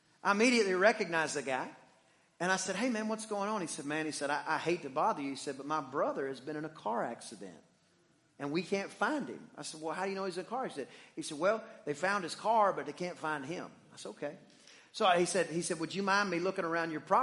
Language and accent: English; Deep East Texas, United States; I am from Deep East Texas, where there are more pine trees than people